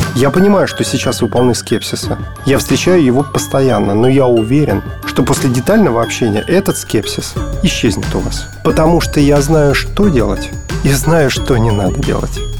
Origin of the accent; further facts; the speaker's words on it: Moscow, Russia; родился, учился в Москве